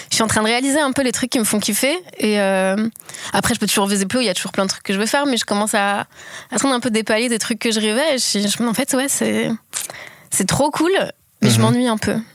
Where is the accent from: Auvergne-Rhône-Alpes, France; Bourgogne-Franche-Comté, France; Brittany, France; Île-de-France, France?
Auvergne-Rhône-Alpes, France; Lyon; also born or lived in Paris / Marseille; je suis née dans la campagne autour de Lyon et ensuite j'ai fait mon lycée à Lyon